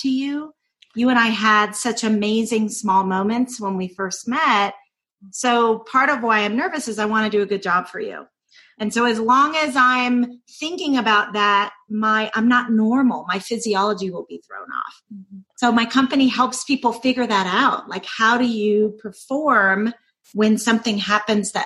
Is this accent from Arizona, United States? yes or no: no; Doraville, Georgia, United States; accent: Southern; I was raised in Doraville, Georgia. So this is in the southern part of the United States